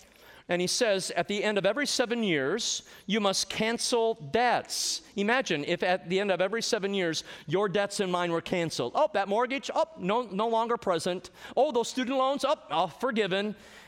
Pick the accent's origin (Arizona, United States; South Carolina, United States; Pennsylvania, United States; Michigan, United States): Michigan, United States; when I was a loan officer in a very large bank up in Michigan, my home state